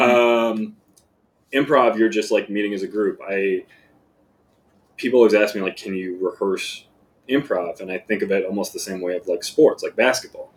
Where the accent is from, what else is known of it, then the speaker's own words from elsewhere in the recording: Plantation, Florida, United States; moved away as an adult; also born or lived in Hollywood, Florida / Chicago; I was born in Hollywood, Florida, uh, raised in Plantation, Florida down near Fort Lauderdale